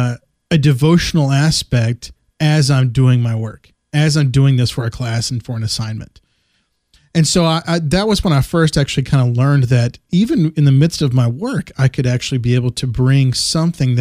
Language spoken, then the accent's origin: English; West Texas, United States; growing up in West Texas